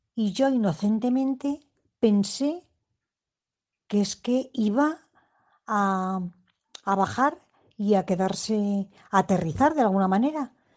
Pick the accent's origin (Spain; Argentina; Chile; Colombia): Spain; Madrid, Community of Madrid; yo soy de Madrid